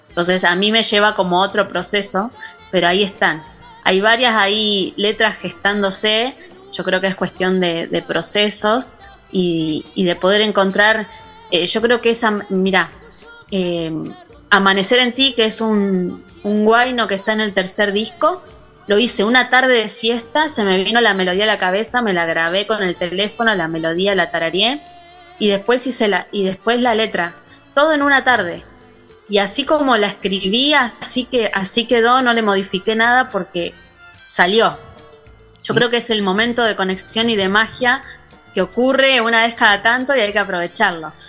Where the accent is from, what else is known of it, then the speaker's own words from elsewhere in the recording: Santa Fe, Argentina; now in Miramar, Argentina; soy santafesina